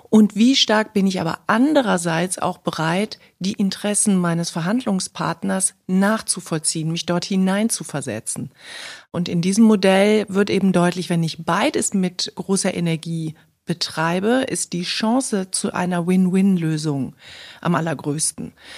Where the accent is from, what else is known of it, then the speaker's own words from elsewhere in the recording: Cologne, North Rhine-Westphalia, Germany; heute sind wir in Kölle, meiner Heimatstadt